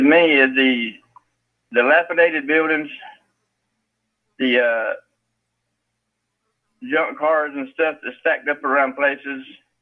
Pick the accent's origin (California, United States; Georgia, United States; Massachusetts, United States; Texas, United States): Georgia, United States; Evans County; moved away as an adult; also born or lived in Telfair County, Georgia; now in Millen, United States; I was born in Telfair County, raised in Evans County.